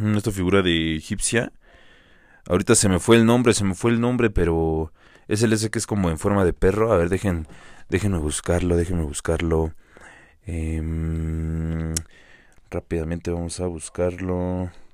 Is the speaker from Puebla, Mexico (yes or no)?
no; Metepec, State of Mexico, Mexico; los que somos de aquí de Metepec, del Estado de México, de Toluca